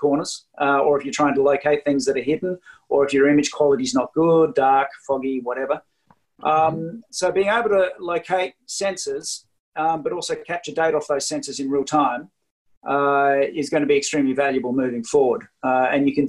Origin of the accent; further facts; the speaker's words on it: Australia; now in Lillehammer, Norway; I don't have a Norwegian accent because I'm Australian